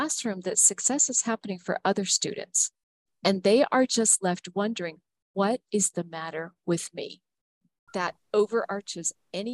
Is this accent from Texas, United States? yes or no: no; Huntsville, Alabama, United States; a school that had opened up in Huntsville, Alabama, my hometown